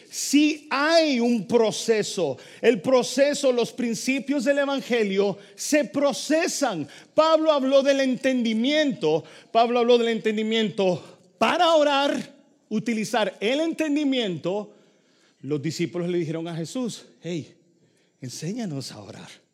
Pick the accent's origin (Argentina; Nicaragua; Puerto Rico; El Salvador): El Salvador; born or raised there